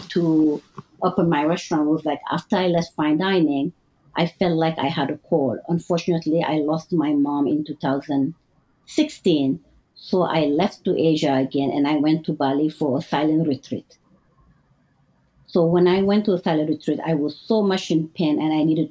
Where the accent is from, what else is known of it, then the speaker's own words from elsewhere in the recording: Mauritania; first language French; English is a second language; moved away; also born or lived in Senegal / New York; I was raised in two different cultures, Mauritania, and I spent a lot of time in my teenager life in Senegal